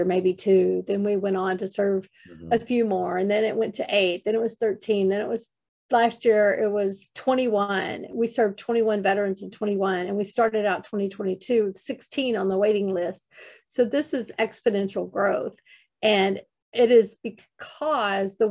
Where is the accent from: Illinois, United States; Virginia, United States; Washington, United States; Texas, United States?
Texas, United States; I'm a Texas girl